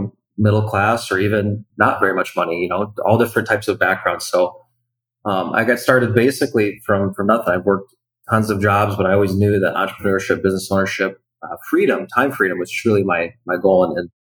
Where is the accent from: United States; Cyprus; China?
United States; Wisconsin; I'm originally from Wisconsin